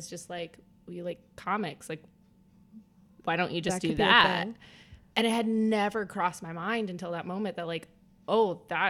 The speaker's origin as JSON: {"language": "English", "region": "Midwest", "country": "United States", "said": "Yeah, well, I'm from the Midwest."}